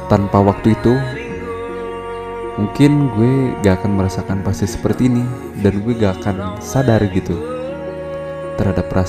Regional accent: Tanjung Sari, West Java, Indonesia; Dan gue berasal dari Tanjung Sari Sebuah daerah kecil di Kabupaten Sumedang

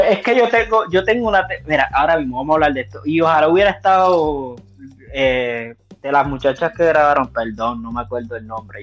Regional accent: Puerto Rico; now in United States; en mi trabajo no, yo soy el único puertorriqueño que hay.

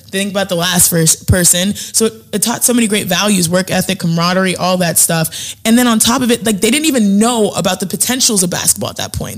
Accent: Houston, Texas, United States; we grew up in Houston, Texas

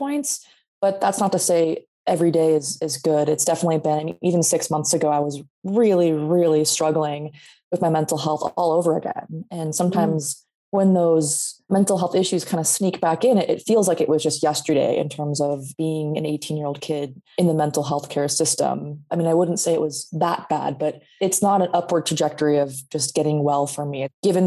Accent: Sacramento, California, United States; born and raised in Sacramento, California

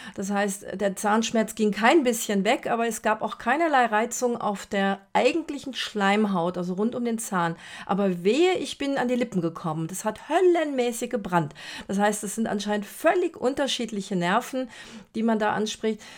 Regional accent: Brazil; moved away; Ich bin ja in Brasilien groß geworden

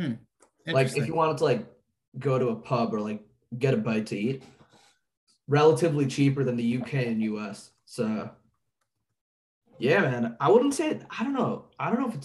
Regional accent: India; I'm Indian

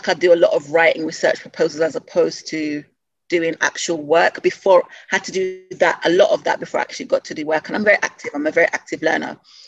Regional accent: London, United Kingdom; I grew up in Southeast London when I came to the UK.

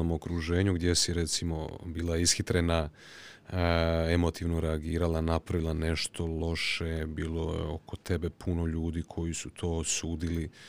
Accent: Osijek, Osijek-Baranja County, Croatia; Mene svi pitaju kao, pa šta ti si iz Osijeka?

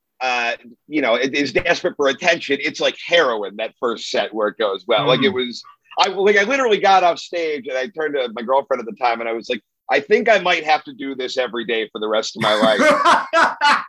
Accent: Orange County, California, United States; moved away as an adult; also born or lived in Long Beach, California; now in Los Angeles, United States; I'm from Orange County

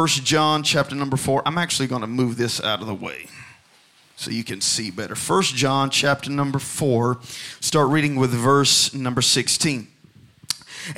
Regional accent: Alabama, United States; I grew up in Alabama

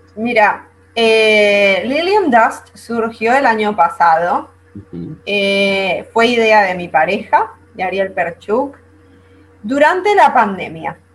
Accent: Venezuela; moved away as an adult; now in Argentina; Yo no nací acá en Argentina. En realidad yo nací en Venezuela.

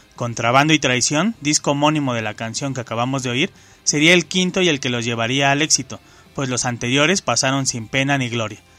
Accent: Mexico; nos identifican como mexicanos

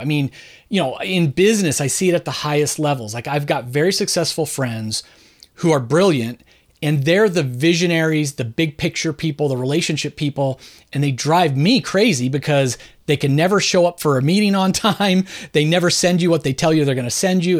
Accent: Southern California, United States; now in Philadelphia, United States; I was born and raised in suburban Southern California

